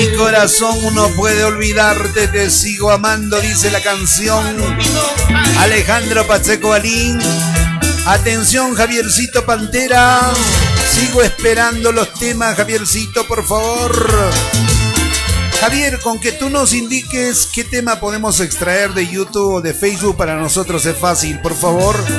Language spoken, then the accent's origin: Spanish; Cusco, Peru; fuera del Cusco, de mi tierra